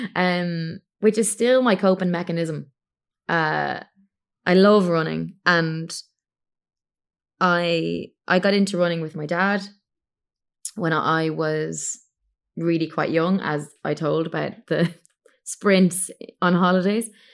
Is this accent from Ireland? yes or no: yes; Ireland; moved away as an adult; I'm an Irish singer-songwriter, and I currently live in Ireland. I was abroad for a good seven years.